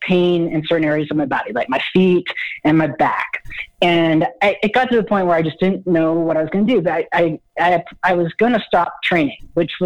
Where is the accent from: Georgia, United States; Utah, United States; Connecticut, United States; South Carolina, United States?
Utah, United States; I'm from Utah